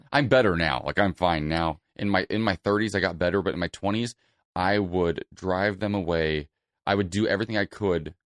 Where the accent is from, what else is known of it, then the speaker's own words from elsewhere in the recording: Celina, Ohio, United States; now in Los Angeles, United States; Salina, Ohio. It's a small farming community in Northwest Ohio.